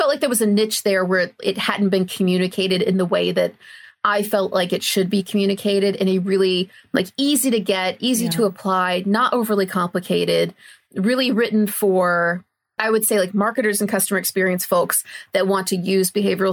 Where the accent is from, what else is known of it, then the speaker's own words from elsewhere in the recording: United States; moved away as an adult; also born or lived in Australia; now in United Kingdom; I'm originally from the US, as if you couldn't tell a mile away, the way I'm talking